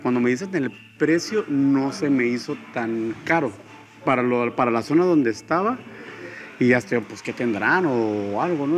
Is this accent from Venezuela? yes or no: no; Tijuana, Baja California, Mexico; nací en Tijuana, Baja California, el 10 de noviembre de 1981